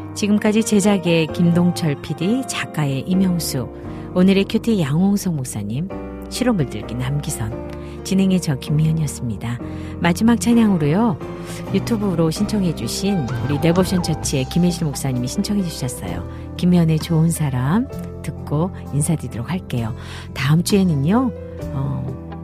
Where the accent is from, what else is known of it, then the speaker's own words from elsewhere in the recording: Goseong, Gangwon, South Korea; 제가 어려서 강원도 고성에서 자라면서